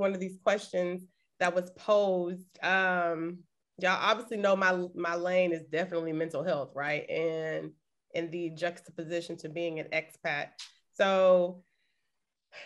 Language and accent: English; Texas, United States; moved away; we're from Texas